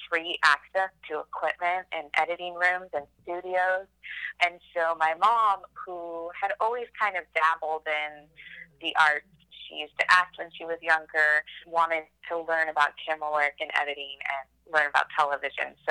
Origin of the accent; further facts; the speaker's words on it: Austin, Texas, United States; also born or lived in San Antonio, Texas / New York City; Well, I grew up in Texas, was born in San Antonio. Uh, we moved to Austin when I was a baby, and I was raised here my whole life.